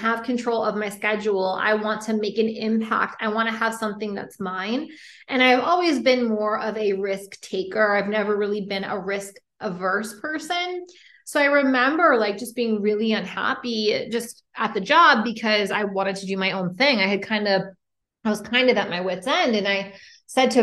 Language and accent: English; Boston, Massachusetts, United States; moved away as an adult; also born or lived in San Francisco; I'm originally from Boston